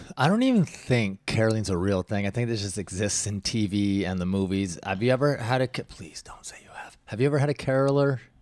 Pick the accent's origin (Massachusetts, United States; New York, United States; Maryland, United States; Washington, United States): Washington, United States; growing up in Washington. We lived in the foothills, so you would get snow.